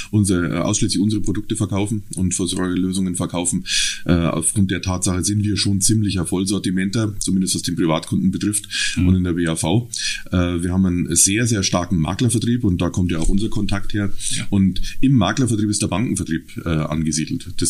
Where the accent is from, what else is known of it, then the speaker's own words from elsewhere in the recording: Munich, Bavaria, Germany; also ich komme ähm, aus dem Süden Münchens, da ähm, bin ich seit vielen, vielen Jahr, Jahren zu Hause, habe dort auch meinen Beruf gelernt, Bankkaufmann